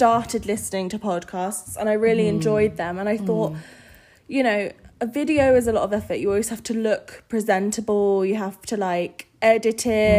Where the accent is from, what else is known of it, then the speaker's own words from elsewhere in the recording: United Kingdom; moved away as an adult; now in United States; We drink tea. We're British.